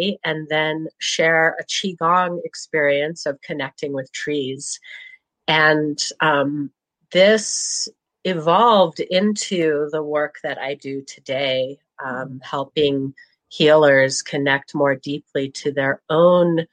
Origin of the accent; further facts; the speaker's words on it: Williams, Oregon, United States; I grew up in rural Southern Oregon, in a little community called Williams.